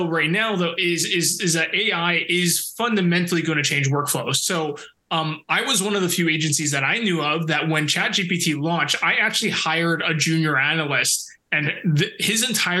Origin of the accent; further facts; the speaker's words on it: Canada; I'm so Canadian that now it's just embedded in me